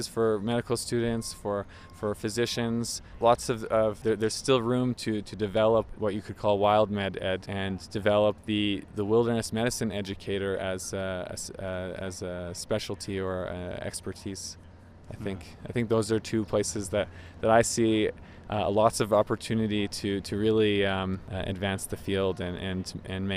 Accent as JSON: {"language": "English", "town": "Montreal", "region": "Quebec", "country": "Canada", "said": "I'm from Montreal, Canada"}